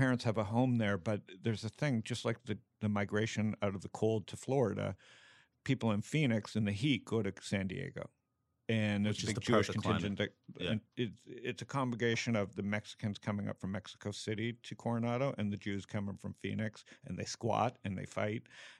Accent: Toronto, Ontario, Canada; born there; So I was born in Toronto.

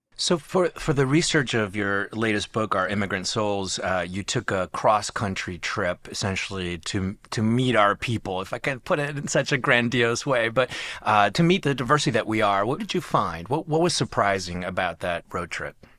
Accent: New York, United States; also born or lived in Uruguay; an immigrant from Uruguay, uh, when I was little near New York

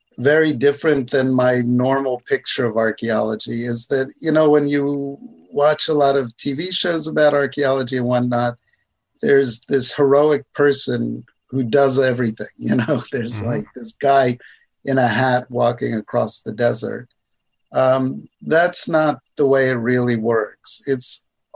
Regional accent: United States; now in Canada; I was born in the States, but now I'm Canadian

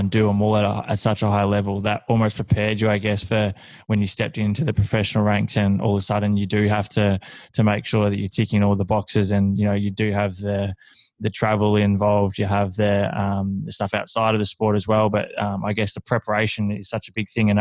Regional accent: Horsham, Victoria, Australia; moved away as an adult; I grew up in Horsham in country Victoria

